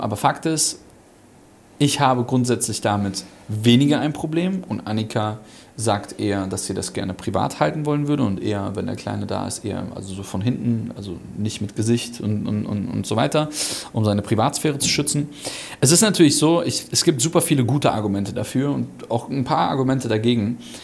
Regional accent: Germany; moved away; Also ich bin schon Deutscher, aber Halb. ich, ich, bin halber Deutscher quasi

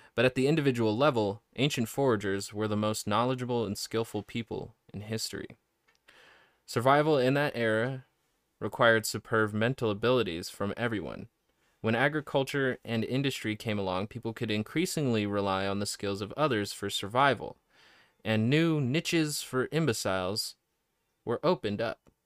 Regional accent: United States; I'm an American

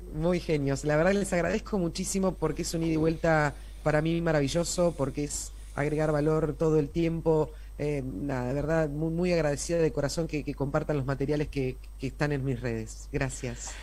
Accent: Argentina; a nosotros como argentinos

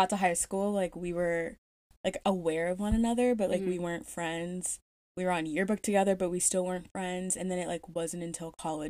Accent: Louisiana, United States; born or raised there; moved away

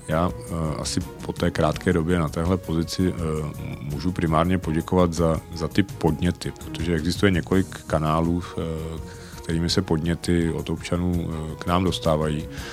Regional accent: Most, Ústí nad Labem Region, Czechia; also born or lived in Prague; Jsem ro- rodilý Mostečan a víceméně tady celý život žiju s nějakou krátkou pauzou na, na školu v Praze

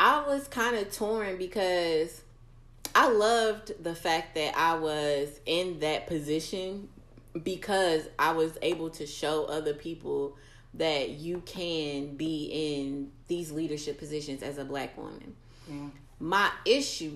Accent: United States; I'm American

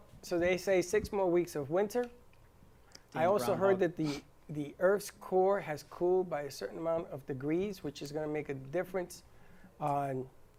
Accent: New York City, New York, United States; moved away; I'm from the Bronx in Manhattan, hot dogs, knishes, bagels.

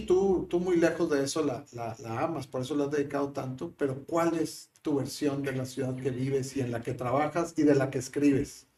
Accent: Monterrey, Nuevo León, Mexico; somos nuevos los, regios

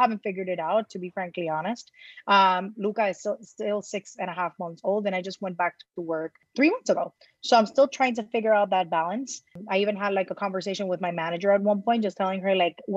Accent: Puerto Rico; moved away as an adult; now in New York City, United States; born and raised in Puerto Rico

